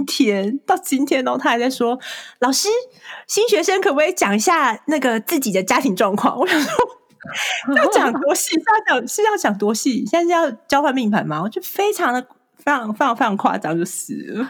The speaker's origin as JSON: {"language": "Chinese", "country": "Taiwan", "tie": "born or raised there", "also_born_or_lived": "California", "moved": "as an adult", "lives_now": "Chicago, United States", "said": "我是从小在台湾长大的，就是土生土长，一直到大学毕业才来"}